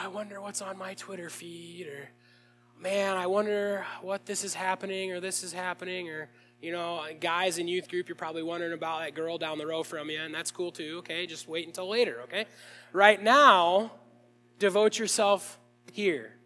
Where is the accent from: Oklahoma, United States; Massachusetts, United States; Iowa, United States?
Iowa, United States; Williamsburg; I grew up in Williamsburg, Iowa